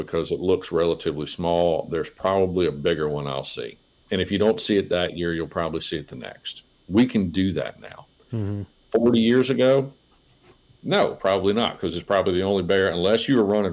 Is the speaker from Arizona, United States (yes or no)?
no; south end of Nelson County, Virginia, United States; When I was a kid growing up in South End of Nelson County